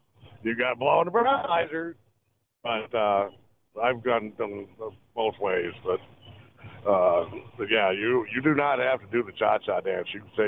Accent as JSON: {"language": "English", "town": "Jamestown", "region": "New York", "country": "United States", "moved": "yes", "lives_now": "Buffalo, United States", "said": "Well, I'm in Buffalo, but I'm from Jamestown."}